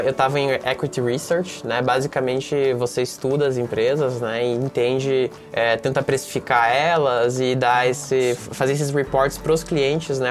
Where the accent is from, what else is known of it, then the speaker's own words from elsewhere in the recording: Mafra, Santa Catarina, Brazil; moved away; eu sou de Mafra, né, Santa Catarina, uma cidade pequena de 50 mil habitantes